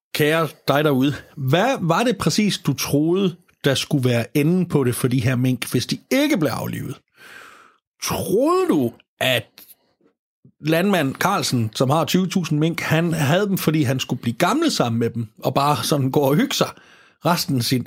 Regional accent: Denmark

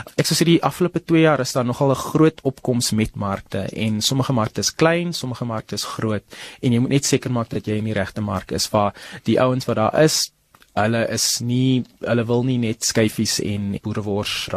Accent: Paarl, Western Cape, South Africa; moved away as an adult; now in Gauteng, South Africa; ek is in die Parel gebore. Ek kom van die Parel af

